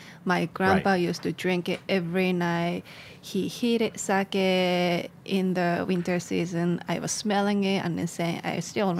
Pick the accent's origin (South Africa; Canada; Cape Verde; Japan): Japan; Fukui; English is a second language; moved away as an adult; also born or lived in Ishikawa Prefecture, Japan; now in New York, United States; So I was born in Fukui Prefecture. That's the location where many sake production, like sake breweries, are coming from. And then I moved to Ishikawa Prefecture, which is north of Fukui.